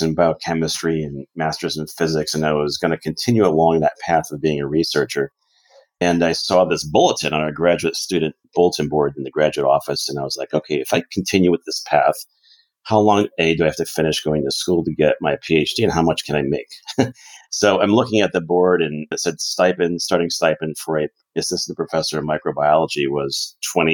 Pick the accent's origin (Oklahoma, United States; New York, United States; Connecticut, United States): Connecticut, United States; now in Arizona, United States; when I was a young lad in Connecticut, growing up in Connecticut